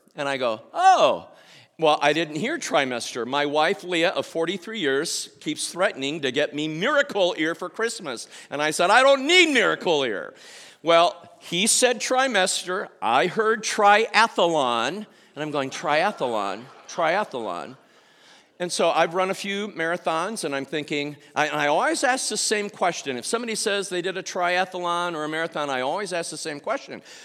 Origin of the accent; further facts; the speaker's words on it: Indianapolis, Indiana, United States; Indianapolis. And, uh, our city is grieving